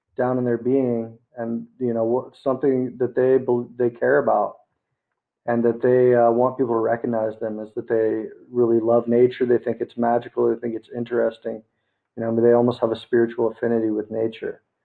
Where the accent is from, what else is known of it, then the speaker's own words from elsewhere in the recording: United States; now in Philippines; I actually live in the Philippines right now. I'm American